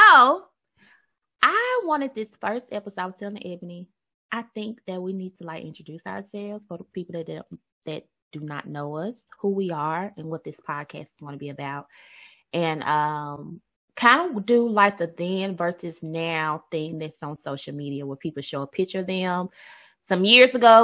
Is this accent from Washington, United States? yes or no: no; Memphis, Tennessee, United States; accent: country twang; we are from the South. Memphis